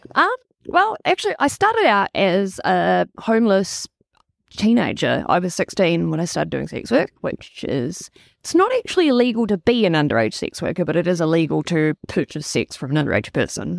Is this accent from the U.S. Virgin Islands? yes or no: no; Wellington, New Zealand; also born or lived in Toronto, Canada / Tauranga / Auckland; I moved to Wellington when I was six years old, and I got the accent bullied out of me in school.